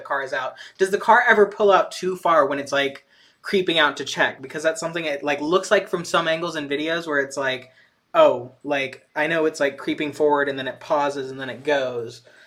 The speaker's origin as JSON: {"language": "English", "town": "Atlanta", "region": "Georgia", "country": "United States", "tie": "born or raised there", "said": "in Atlanta, my hometown"}